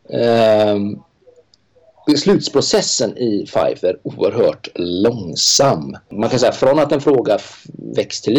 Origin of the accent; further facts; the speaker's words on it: Sweden; Eh, jag är ensam svensk där.